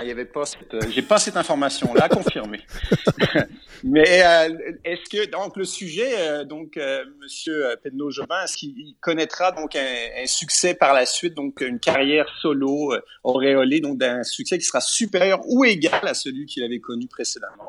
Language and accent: French; Quebec, Canada; en tant que Québécois